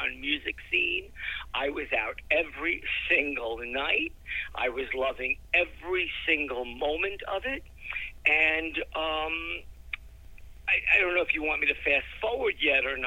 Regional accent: New York City, New York, United States; Growing up in Brooklyn, taking the train into the city was huge

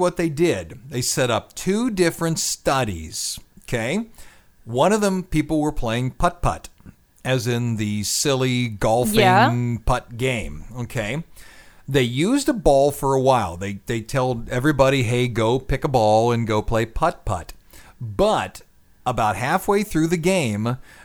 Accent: Scotland, United Kingdom; I'm Scottish

